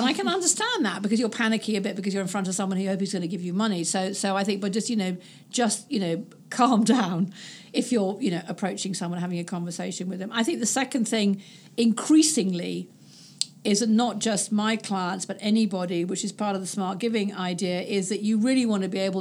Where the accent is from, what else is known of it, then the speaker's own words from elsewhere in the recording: United Kingdom; being British